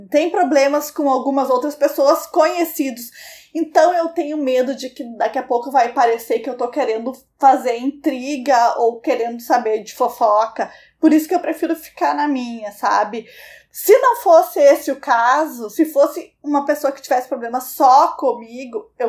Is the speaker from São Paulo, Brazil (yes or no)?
no; Rio de Janeiro, Brazil; Tenho 20 anos e sou carioca.